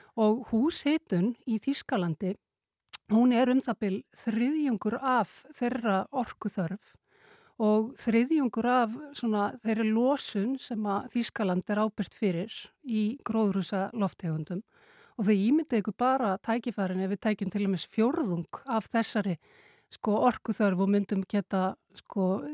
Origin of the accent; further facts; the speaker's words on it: Iceland; Við erum náttúrulega Íslendingar